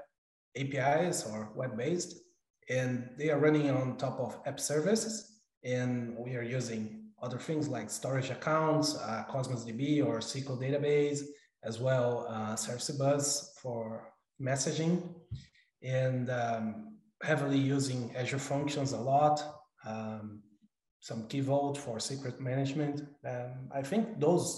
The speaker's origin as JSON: {"language": "English", "region": "São Paulo", "country": "Brazil", "also_born_or_lived": "Auckland, New Zealand", "moved": "as an adult", "lives_now": "United States", "said": "I'm originally from Brazil, São Paulo, Brazil, actually. But I've been living in the U.S. almost 3 years"}